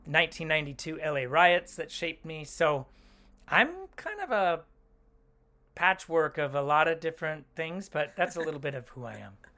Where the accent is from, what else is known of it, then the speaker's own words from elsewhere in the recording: Oakland, California, United States; also born or lived in Los Angeles; I grew up in Oakland